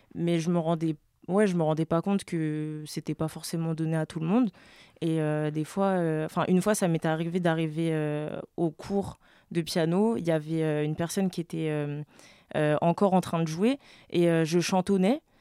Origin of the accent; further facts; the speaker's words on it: France; also born or lived in French Guiana; j'ai grandi en France